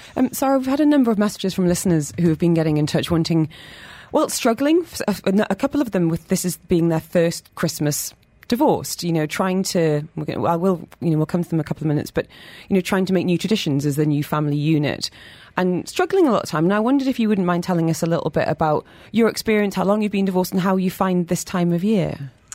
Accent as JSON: {"language": "English", "town": "Newcastle upon Tyne", "region": "North East England", "country": "United Kingdom", "moved": "yes", "lives_now": "London, United Kingdom", "said": "to Newcastle where I'm from"}